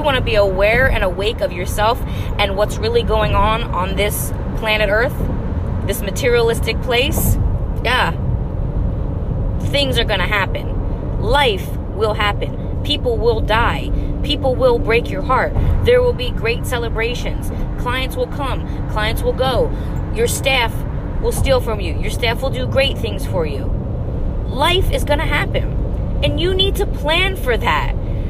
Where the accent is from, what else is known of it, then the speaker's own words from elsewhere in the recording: New Jersey, United States; now in Los Angeles, United States; I moved to LA from Jersey